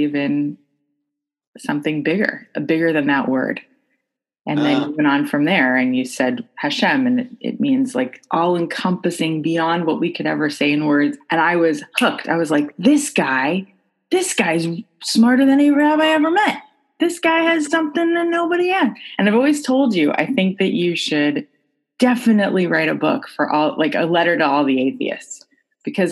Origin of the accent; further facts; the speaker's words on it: Florida, United States; I grew up in Florida